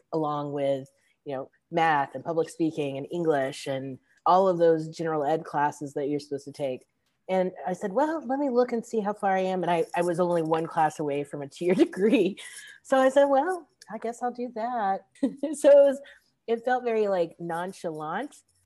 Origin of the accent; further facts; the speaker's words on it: Charlotte, North Carolina, United States; I'm from Charlotte, and I am the education director at the Light Factory.